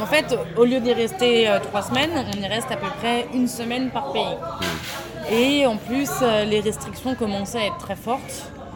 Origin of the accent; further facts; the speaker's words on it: France; on est français, mais on venait de Slovénie pour rentrer en Autriche